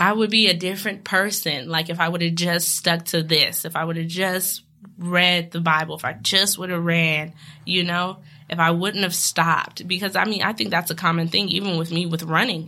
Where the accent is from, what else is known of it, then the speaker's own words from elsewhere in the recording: West Coast, United States; moved away; I'm from the West Coast